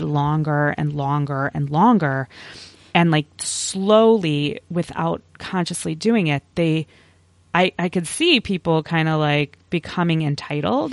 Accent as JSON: {"language": "English", "town": "Chicago", "region": "Illinois", "country": "United States", "tie": "born or raised there", "also_born_or_lived": "Champaign, Illinois / Jefferson City, Missouri / Virginia / Washington, District of Columbia, United States", "moved": "as an adult", "said": "I was born and raised in the Chicago area, so a suburb of Chicago"}